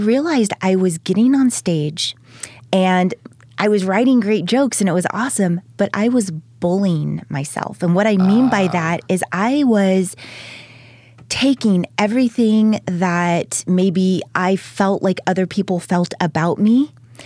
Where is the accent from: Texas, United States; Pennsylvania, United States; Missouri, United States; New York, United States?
Texas, United States; born or raised there; moved away as an adult; also born or lived in Ventura, California / Denton, Texas / Fort Worth / Dallas; now in Los Angeles, United States